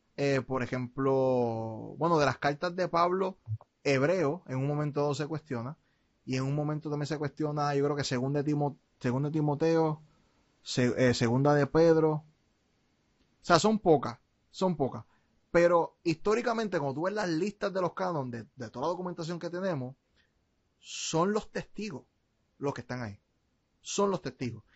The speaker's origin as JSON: {"language": "Spanish", "country": "Puerto Rico", "tie": "born or raised there", "said": "nací en Puerto Rico"}